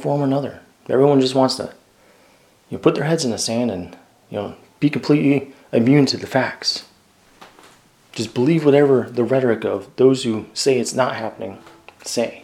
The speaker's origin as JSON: {"language": "English", "country": "United States"}